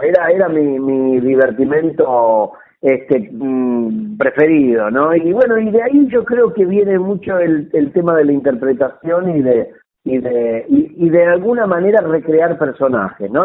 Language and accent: Spanish; Munro, Buenos Aires Province, Argentina; yo nací en Munro, mm. eh, en, en, en la localidad de Munro